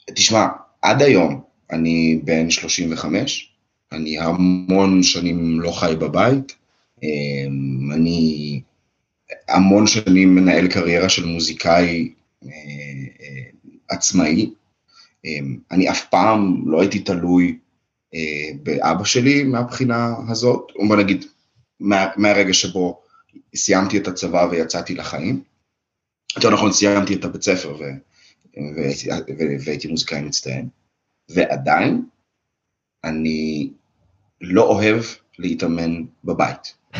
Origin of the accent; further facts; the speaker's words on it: Israel; moved away as an adult; also born or lived in Russia; now in Germany; עלינו לארץ בשנת 91, בזמנו אני הייתי בן שלוש